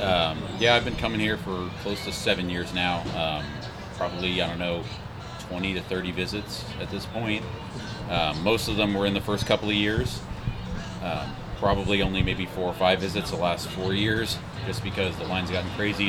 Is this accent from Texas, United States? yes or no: yes; Houston, Texas, United States; I'm from Houston.